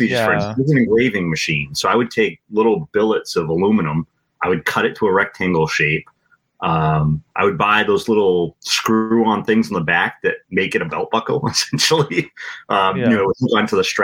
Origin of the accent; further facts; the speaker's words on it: Acushnet, Massachusetts, United States; also born or lived in Attleboro, Massachusetts; I grew up in Acushnet, moved away for a couple of years with my wife, and then we moved back to Acushnet 4 or 5 years ago